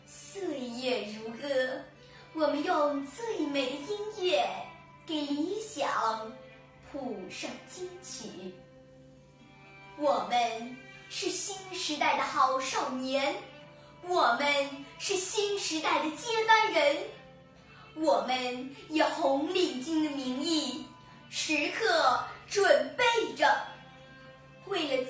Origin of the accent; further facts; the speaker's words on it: Nanning, Guangxi, China; 我是来自广西南宁的